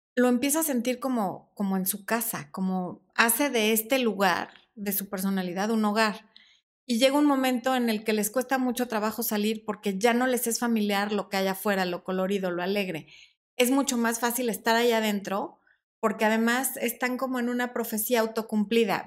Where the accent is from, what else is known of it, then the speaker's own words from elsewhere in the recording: Mexico; son 50 pesos mexicanos en mi país